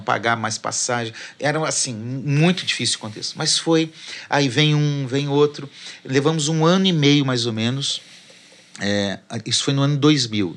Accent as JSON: {"language": "Portuguese", "town": "Curitiba", "region": "Paraná", "country": "Brazil", "tie": "born or raised there", "also_born_or_lived": "Porto Alegre / Belém / interior of São Paulo", "moved": "as an adult", "said": "Na igreja que nós frequentávamos e onde eu cresci"}